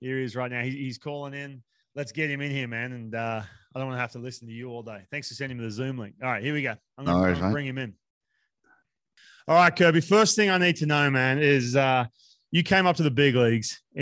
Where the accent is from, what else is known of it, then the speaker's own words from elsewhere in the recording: Australia; we're both Australian